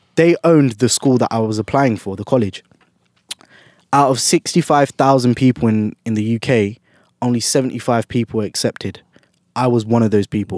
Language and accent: English; London, United Kingdom; I was born and bred in, in London, in U K